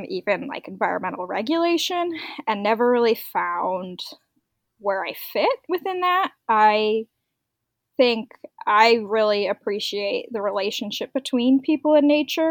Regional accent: Northwest Indiana, United States; I am from Northwest Indiana. I live in a town called Valparaiso

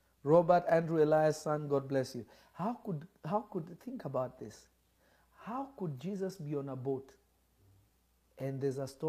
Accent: Kenya; there was a certain religion I grew up in Kenya

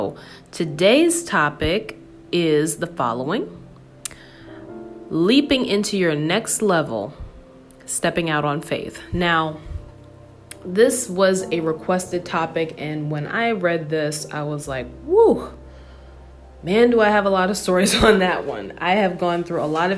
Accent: New York, United States; I grew up in New York, so I'm born and bred in New York.

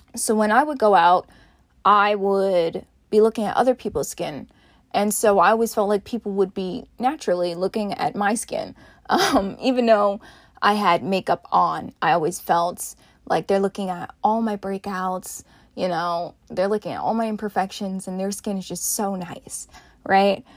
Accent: Montclair, New Jersey, United States; also born or lived in Boston; my hometown of Montclair, New Jersey

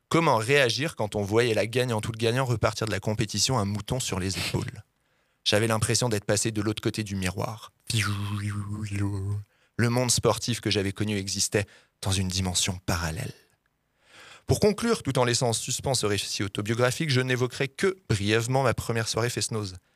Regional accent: Grand Est, France; born there; moi je suis né dans la Meuse en plus

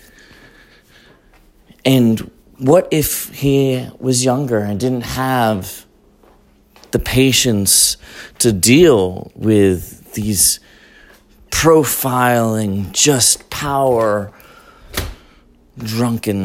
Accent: Colorado, United States; moved away; I'm from Colorado originally

